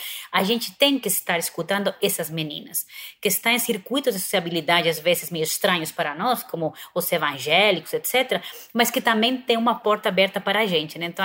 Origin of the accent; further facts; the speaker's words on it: Spain; Portuguese is a second language; now in Brazil; como eu sou espanhola